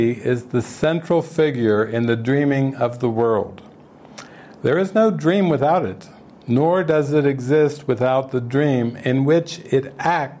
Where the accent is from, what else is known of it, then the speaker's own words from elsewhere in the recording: Cincinnati, Ohio, United States; I grew up in Cincinnati, Ohio, and I went to high school at Deer Park High School, and then I went to University of Cincinnati.